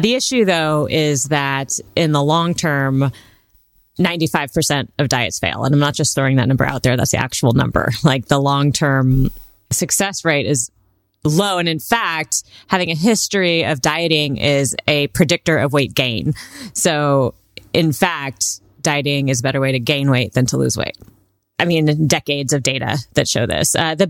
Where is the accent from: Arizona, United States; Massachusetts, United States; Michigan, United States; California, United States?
California, United States; Well, I grew up, I might date myself here, but I grew up in Southern California when Baywatch was really popular.